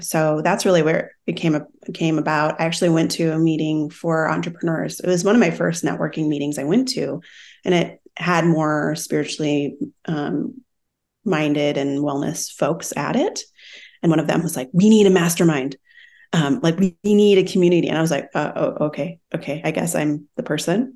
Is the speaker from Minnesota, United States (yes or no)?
yes; Minnesota, United States; moved away as an adult; also born or lived in Brazil / Australia / Sydney; now in San Diego, United States; I'm from Minnesota. I grew up